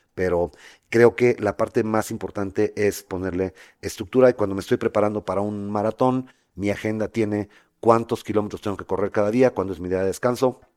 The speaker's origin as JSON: {"language": "Spanish", "country": "Mexico", "moved": "as an adult", "said": "como buen mexicano"}